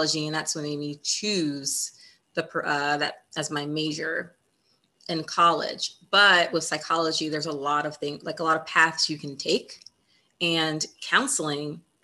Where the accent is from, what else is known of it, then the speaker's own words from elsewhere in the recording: Essex, Maryland, United States; I grew up in Essex, Maryland. So that's in Baltimore County.